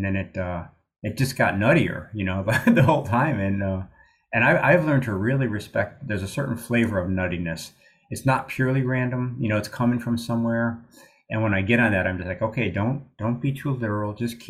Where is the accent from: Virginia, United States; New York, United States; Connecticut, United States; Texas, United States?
Texas, United States; Amarillo; when I was in college, I come to Syracuse from Amarillo, Texas, and I've been playing in a bar band and working as a groundsman.